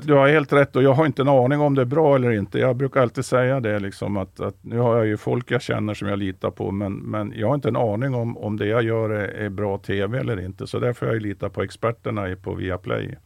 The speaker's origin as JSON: {"language": "Swedish", "region": "central or southern Norrland", "country": "Sweden", "said": "Jag är ju norrlänning som han, fast jag kommer från, från mellersta Norrland eller till och med södra Norrland"}